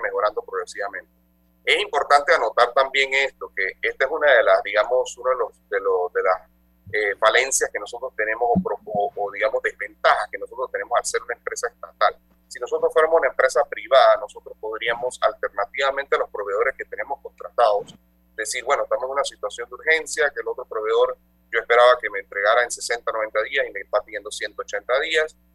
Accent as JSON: {"language": "Spanish", "country": "Panama", "said": "somos una empresa administrada 100% por panameños, todos nosotros somos panameños"}